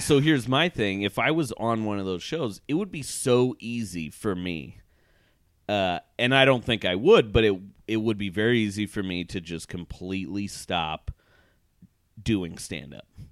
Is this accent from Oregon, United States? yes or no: yes; Portland, Oregon, United States; moved away; I was just in Portland for two weeks, my hometown